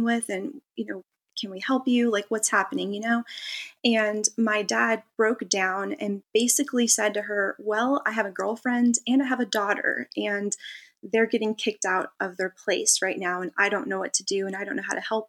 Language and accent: English; California, United States; I grew up in California, so Vegas wasn't very far.